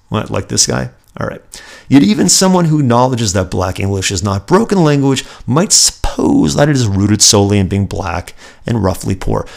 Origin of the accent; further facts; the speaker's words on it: Los Angeles, California, United States; in the San Fernando Valley, actually, where I grew up.